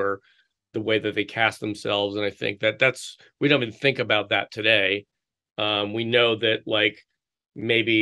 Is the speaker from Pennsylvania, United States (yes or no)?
yes; Philadelphia, Pennsylvania, United States; now in Chicago, United States; I grew up in the Philadelphia area